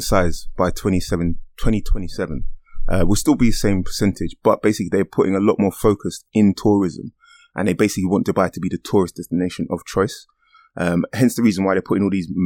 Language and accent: English; London, United Kingdom; I grew up in Stratford